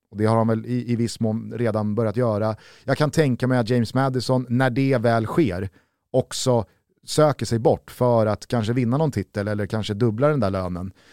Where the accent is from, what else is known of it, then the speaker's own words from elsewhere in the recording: Sweden; Som svensk